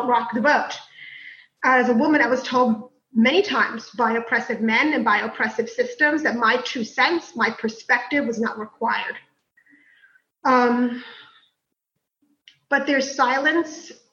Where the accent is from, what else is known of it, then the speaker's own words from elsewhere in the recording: New York City, New York, United States; also born or lived in Queens, New York; East New York, where seven of us lived in a two-bedroom, roach-infested, cold in the winter, hot in the summer, run-down apartment that we were grateful for because it wasn't the projects